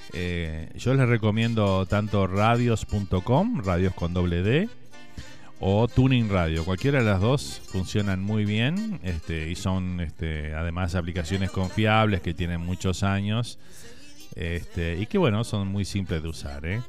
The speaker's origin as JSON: {"language": "Spanish", "country": "Uruguay", "moved": "yes", "lives_now": "Miami, United States", "said": "Salimos del Uruguay y, y todo comparamos con, nuestro país"}